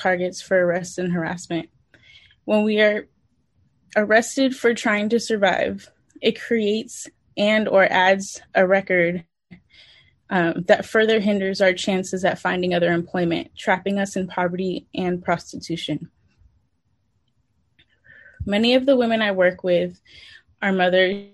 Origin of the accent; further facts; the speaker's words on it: San Francisco, California, United States; born and raised in San Francisco